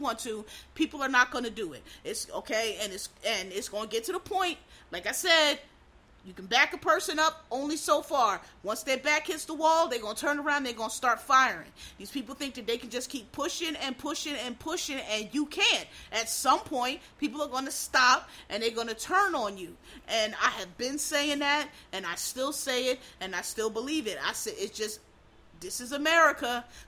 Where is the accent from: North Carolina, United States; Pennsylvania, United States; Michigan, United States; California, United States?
Pennsylvania, United States; Philadelphia; I'm from Pennsylvania, which is a blue state. I know it goes red sometime, but it's I'm from Philadelphia